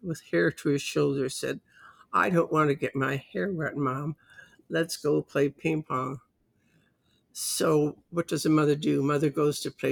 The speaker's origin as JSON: {"language": "English", "country": "Canada", "said": "I'm Canadian."}